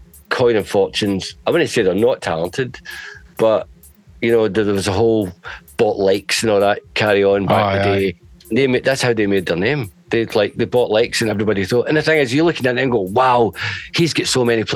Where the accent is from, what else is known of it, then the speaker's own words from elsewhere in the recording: Glasgow, Scotland, United Kingdom; I'm from Glasgow